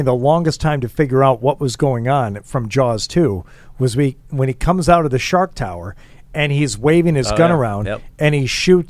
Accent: Michigan, United States; I grew up in Michigan around a lot of guns

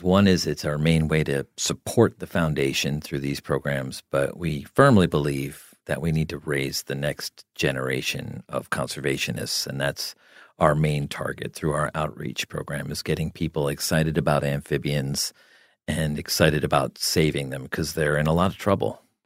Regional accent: New Jersey, United States; I grew up in New Jersey

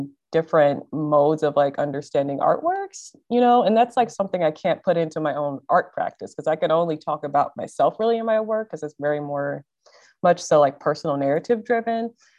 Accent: Ohio, United States; moved away as an adult; now in Milwaukee, United States; So I'm kind of been in Milwaukee for about 7 years now. So I'm a transplant from Ohio.

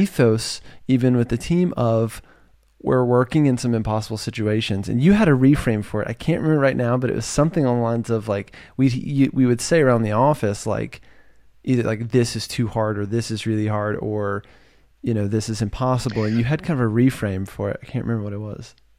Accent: Virginia, United States; moved away as an adult; now in California, United States; I'm from Virginia, and I moved to California

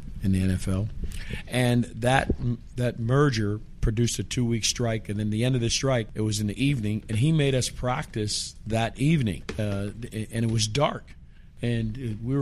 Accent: Pittsburgh, Pennsylvania, United States; moved away as an adult; also born or lived in West Texas / Miami, Florida; I'm from Pittsburgh, but I went to school in Texas.

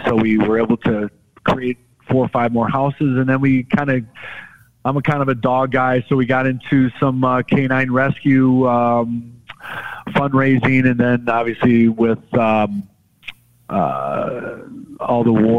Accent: Detroit, Michigan, United States; A lot of our lives growing up in Detroit, looking up to those guys too.

